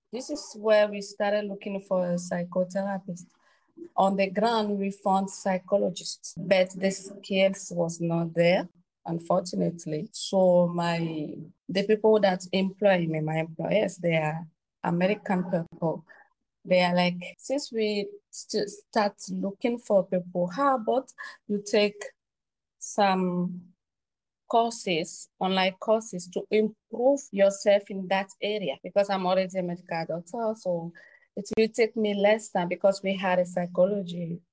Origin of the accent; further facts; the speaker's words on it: Togo; moved away as an adult; also born or lived in Beijing, China / Geneva, Switzerland / United States; now in Dakar, Senegal; I'm from Togo. Now I'm based in Dakar